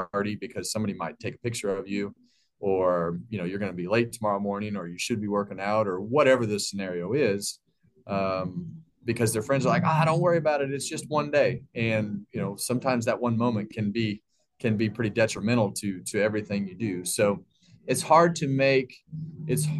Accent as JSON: {"language": "English", "town": "Bakersfield", "region": "California", "country": "United States", "tie": "born or raised there", "said": "when I was a kid, I grew up in Bakersfield, California"}